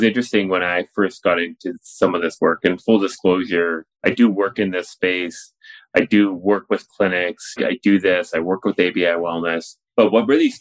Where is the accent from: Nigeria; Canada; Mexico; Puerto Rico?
Canada; Richmond, British Columbia; I grew up in Richmond, BC